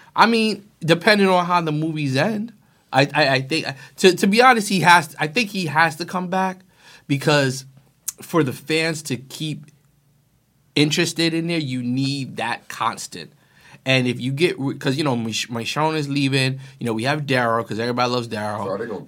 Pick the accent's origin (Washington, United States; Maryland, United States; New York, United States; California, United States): New York, United States; I'm from New York